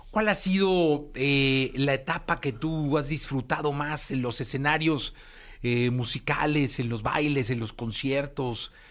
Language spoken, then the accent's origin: Spanish; Mexico; como familia mexicana